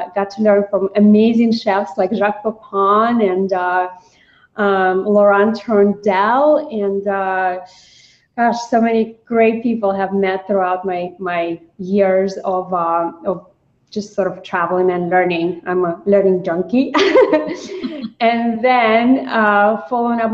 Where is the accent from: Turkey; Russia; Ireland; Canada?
Russia; also born or lived in New York City; now in United States; I grew up in Russia